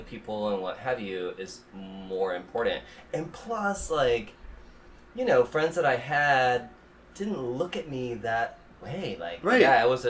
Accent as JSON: {"language": "English", "region": "Midwest", "country": "United States", "tie": "born or raised there", "said": "I grew up in the Midwest"}